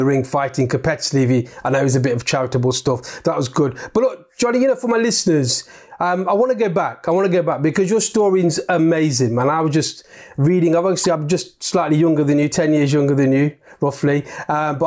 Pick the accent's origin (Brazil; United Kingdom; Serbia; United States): United Kingdom; Derby, East Midlands; I'm from Derby